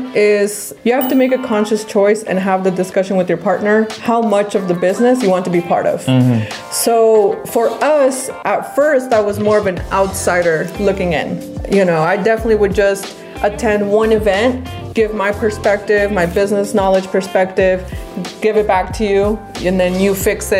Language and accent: English; Sacramento, California, United States